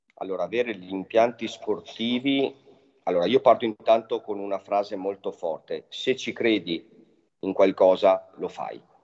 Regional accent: Trentino-Alto Adige, Italy; parte dal mio paese che sono ai confini col Veneto e arriva fino, fino a Trento

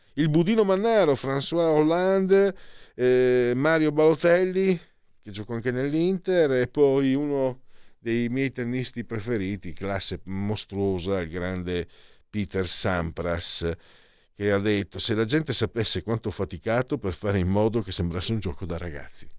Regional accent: Italy; io vengo dal Friuli Veneto

